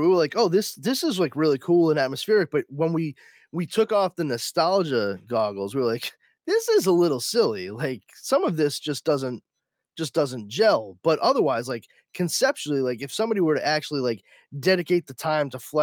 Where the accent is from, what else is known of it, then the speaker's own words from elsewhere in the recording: Boston, Massachusetts, United States; I'm an Irish Catholic kid from Boston